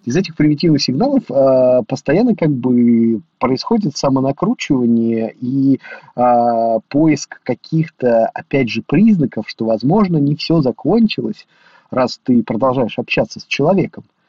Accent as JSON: {"language": "Russian", "town": "Ulyanovsk", "region": "Ulyanovsk Oblast", "country": "Russia", "said": "я из Ульяновска"}